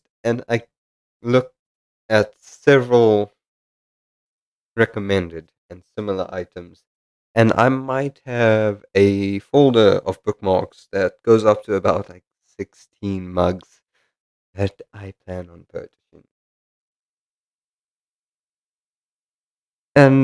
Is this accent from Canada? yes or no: no; South Africa; moved away as an adult; now in United Kingdom; I'm South African and I moved to the United Kingdom.